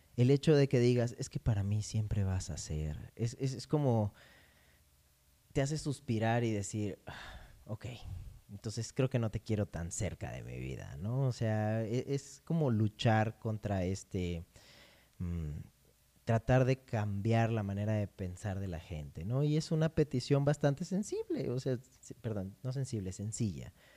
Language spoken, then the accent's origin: Spanish; Morelos, Mexico; yo nací en Morelos